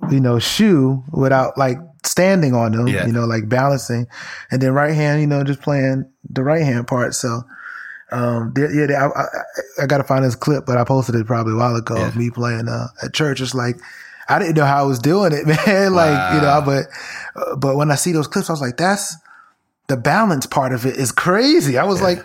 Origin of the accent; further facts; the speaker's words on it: Brooklyn, New York, United States; was the uh, lead director and musician at the uh, church that I grew up in in Brooklyn, Bed-Stuy.